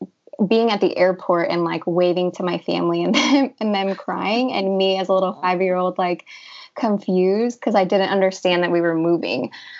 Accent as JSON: {"language": "English", "region": "Illinois", "country": "United States", "tie": "born or raised there", "also_born_or_lived": "Peru", "said": "Yeah. So I was born in Peru. My parents came to the United States in Illinois when I was 5 years old. So I was there for the first 5 years of my life."}